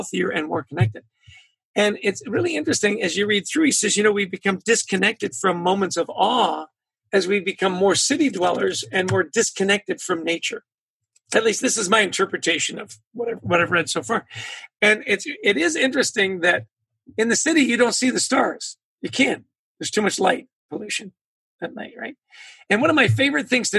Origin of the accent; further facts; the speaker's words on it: British Columbia, Canada; moved away; I grew up in British Columbia. So as a kid, I was surrounded by magnificent mountains and the ocean